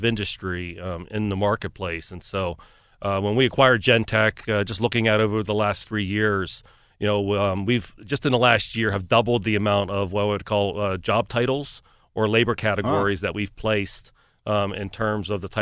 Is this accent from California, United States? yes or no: no; Pittsburgh, Pennsylvania, United States; moved away; also born or lived in Cleveland; operate a business in my hometown